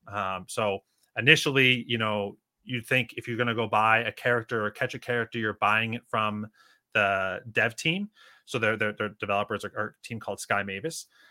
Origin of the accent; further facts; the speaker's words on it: Northeast, United States; moved away as an adult; also born or lived in Northwest Arkansas; now in Arkansas, United States; from the Northeast originally